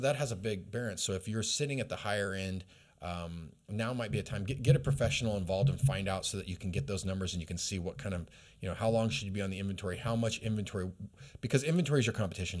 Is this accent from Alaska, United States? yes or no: yes; Alaska, United States; now in Redding, United States; I was raised in Alaska